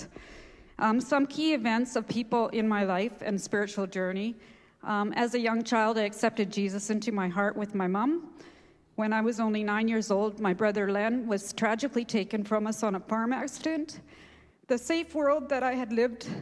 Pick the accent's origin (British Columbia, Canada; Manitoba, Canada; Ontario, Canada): British Columbia, Canada; Abbotsford; I grew up in Sumas Prairie on a family dairy farm.